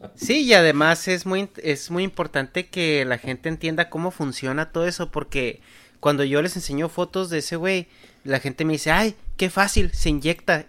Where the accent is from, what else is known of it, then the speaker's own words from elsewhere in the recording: Mexico; nuestro estilo de vida como mexicano